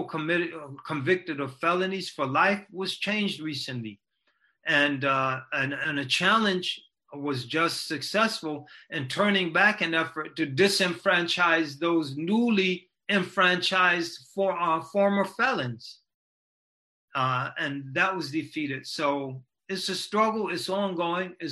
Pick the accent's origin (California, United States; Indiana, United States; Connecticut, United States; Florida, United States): Connecticut, United States; New Britain; New Britain, my hometown